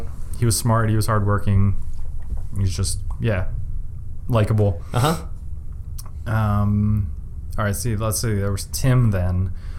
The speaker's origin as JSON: {"language": "English", "town": "East Lansdowne", "region": "Pennsylvania", "country": "United States", "tie": "born or raised there", "also_born_or_lived": "Drexel Hill, Pennsylvania", "said": "I grew up in the suburbs of Philly in East Lansdowne. Which is, I mean, it's the suburb of Philly"}